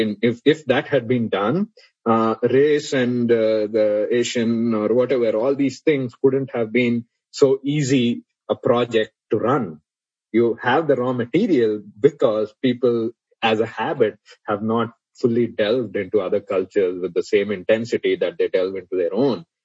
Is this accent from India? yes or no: yes; India; now in Utah, United States; you feel proud as an Indian